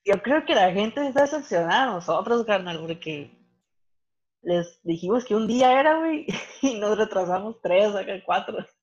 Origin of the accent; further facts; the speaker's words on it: Santa Rosalía, Baja California Sur, Mexico; mi Santa Rosalía, que a pesar de que estamos en un estado, yo estoy más al norte que ellos